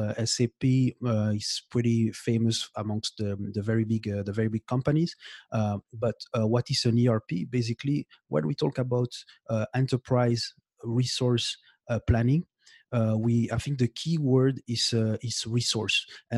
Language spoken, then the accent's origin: English; Belgium; English is a second language; now in Montreal, Canada; I'm in Canada right now, in Montreal, but I grew up. I'm born and I grew up in Belgium.